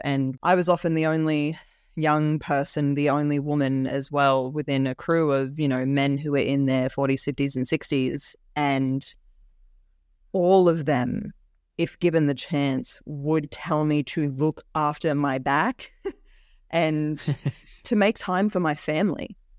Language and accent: English; Orange, New South Wales, Australia; child me growing up in Orange couldn't even imagine.